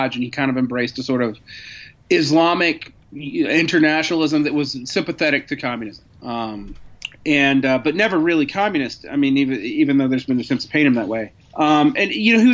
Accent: Georgia, United States; I grew up in Georgia

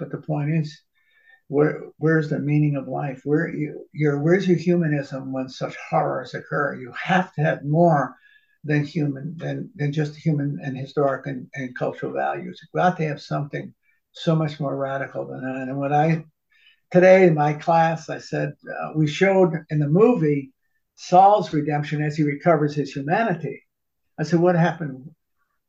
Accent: New Haven, Connecticut, United States; I grew up in New Haven, right at Yale

